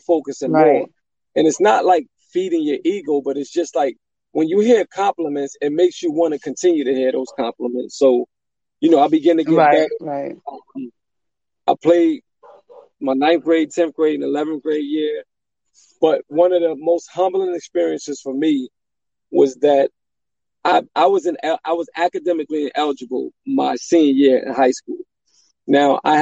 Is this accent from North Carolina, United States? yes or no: no; Elizabeth, New Jersey, United States; I'm from Elizabeth, New Jersey, born and raised.